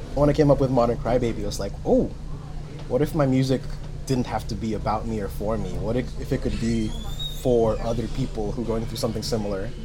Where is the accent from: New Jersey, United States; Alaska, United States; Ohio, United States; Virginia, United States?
New Jersey, United States; Jersey City; also born or lived in Rutgers, New Jersey; I was born and raised here in Jersey City, so I've been here all of my life